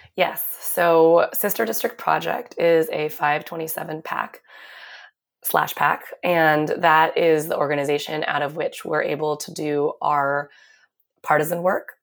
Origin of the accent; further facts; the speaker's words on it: Seattle, Washington, United States; moved away as an adult; also born or lived in New York City; I grew up in Seattle, where I went to public school, Garfield High School